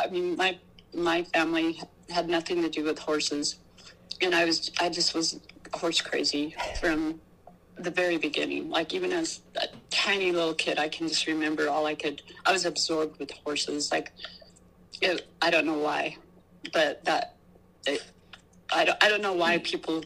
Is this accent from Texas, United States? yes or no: no; Hemet, California, United States; I grew up in Southern California, and I lived in Hemet at the time